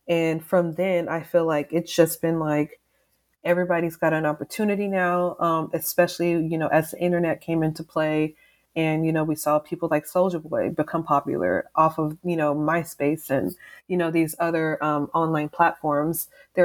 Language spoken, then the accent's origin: English; Texas, United States; also born or lived in East Coast, United States; I'm from the South, I'm from Texas, and things are very slow down here, you know, compared to like the East Coast where I lived for a fair amount of time.